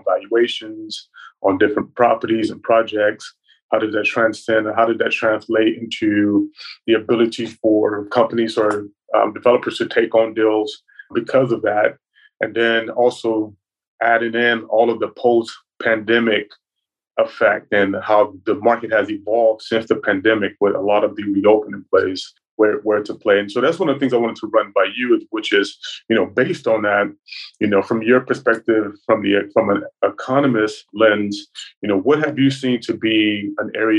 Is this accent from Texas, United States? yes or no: yes; Dallas, Texas, United States; moved away as an adult; now in Atlanta, United States; I'm originally from Dallas, Texas, and then moved to Atlanta to get an MBA at Georgia Tech.